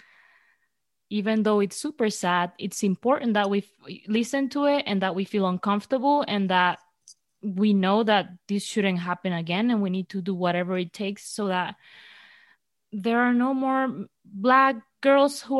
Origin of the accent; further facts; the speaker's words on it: Venezuela; I'm from Venezuela